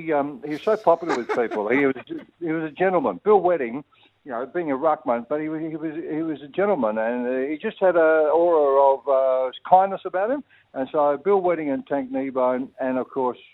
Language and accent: English; South Australia, Australia; now in Victoria, Australia; South Australia, my home state